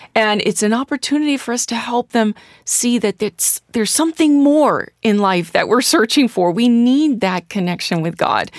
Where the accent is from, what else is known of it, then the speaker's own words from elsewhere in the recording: St. Louis, Missouri, United States; moved away; I'm from Saint Louis, Missouri, so there's many different religious orders there